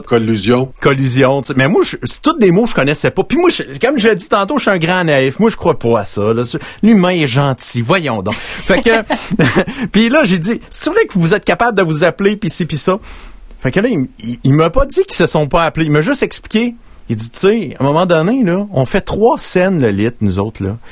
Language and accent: French; Princeville, Quebec, Canada; j'ai grandi à Princeville